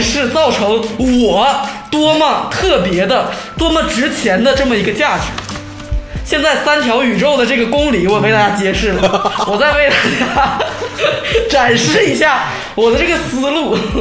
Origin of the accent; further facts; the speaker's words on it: Changchun, Jilin, China; 原来就是个长春土生土长的人